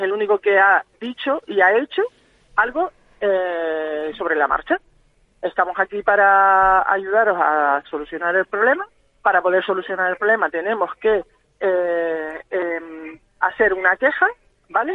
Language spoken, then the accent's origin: Spanish; Gran Canaria, Canary Islands, Spain; somos eh, de Gran Canaria todos